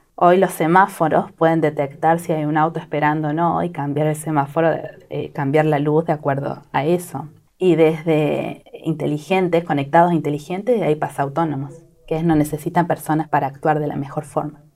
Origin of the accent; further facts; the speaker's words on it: Argentina; moved away as an adult; now in California, United States; somos ocho familias de Argentina, de diferentes lugares